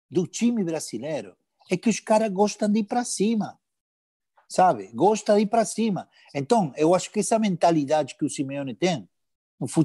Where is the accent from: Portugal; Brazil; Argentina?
Argentina; Buenos Aires; eu morei, morei a vida toda, cara. Eu sou de Liniers, cara, tá entendendo?